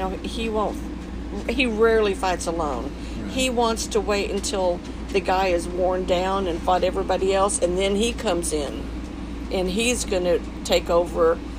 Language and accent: English; the South, United States; I'm from the South